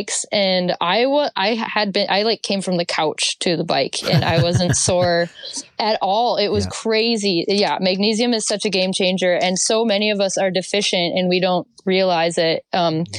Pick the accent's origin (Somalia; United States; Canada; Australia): United States; north central Wisconsin; also born or lived in Montana / Bellingham area, Washington; now in Washington, United States; I am from Wisconsin. Wisconsin, north central Wisconsin. I grew up snowboarding at a place that I will always know as Rip Mountain